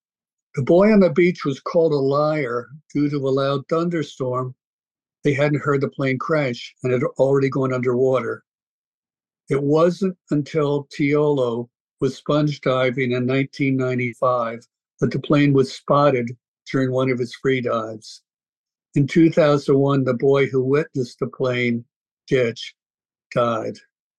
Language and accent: English; Storrs, Connecticut, United States; I grew up in Storrs, Connecticut.